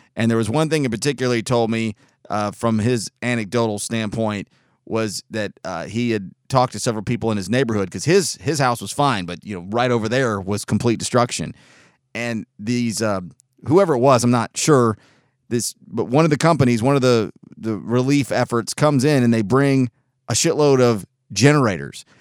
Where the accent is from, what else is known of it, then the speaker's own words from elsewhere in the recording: Collegedale, Tennessee, United States; also born or lived in Chattanooga, Tennessee; I grew up in Collegedale, Ottawa, Appleson, East Brainerd